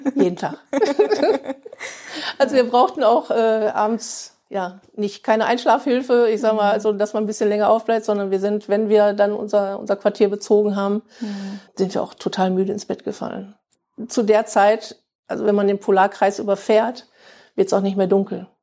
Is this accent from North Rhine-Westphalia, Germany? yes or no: yes; Bielefeld, North Rhine-Westphalia, Germany; für mich als Ur-Bielefelder, ich bin ja auch in mhm. Bielefeld mhm. geboren, ja, ist schon irgendwo, es ist meine Heimat